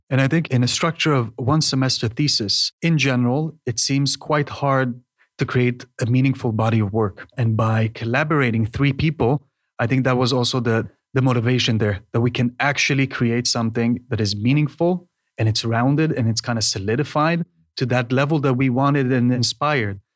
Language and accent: English; Israel; moved away as an adult; now in Denmark; originally from Israel